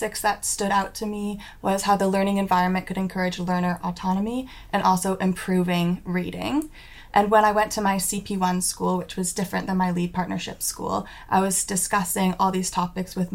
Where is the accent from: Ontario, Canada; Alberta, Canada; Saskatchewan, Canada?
Ontario, Canada; Ontario near Toronto, Canada; moved away as an adult; now in Cardiff, United Kingdom; I'm from Canada and Ontario near Toronto